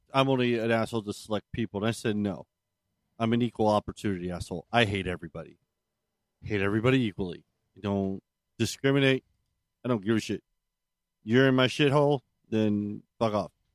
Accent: Maryland, United States; moved away; I'm originally from Maryland

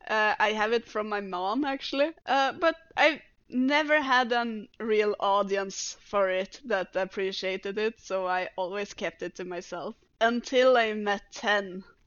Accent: Norway; first language Norwegian; English is a second language; It's easier in Norwegian because it's my first language.

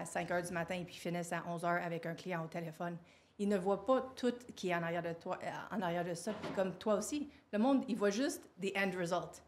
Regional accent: Quebec, Canada; je suis née au Québec

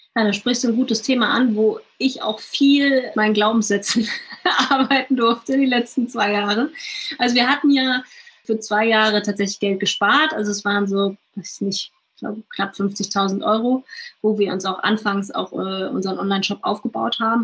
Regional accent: Germany; bei uns in Deutschland

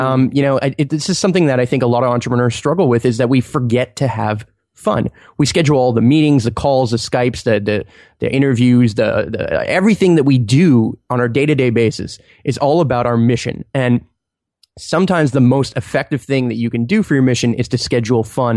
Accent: Montreal, Quebec, Canada; I'm from Montreal and it's really cold in the winter

